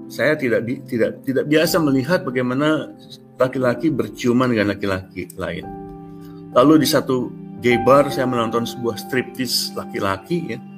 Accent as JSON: {"language": "Indonesian", "country": "Indonesia", "moved": "as an adult", "said": "Saya bilang saya dari Indonesia."}